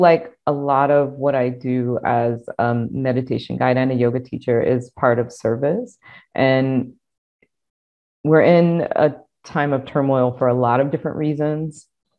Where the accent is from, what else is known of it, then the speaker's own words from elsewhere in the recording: Deep South, United States; And I think, I mean, again, I grew up in the Deep South. So I grew up in an AME Zion church and we went to church every Sunday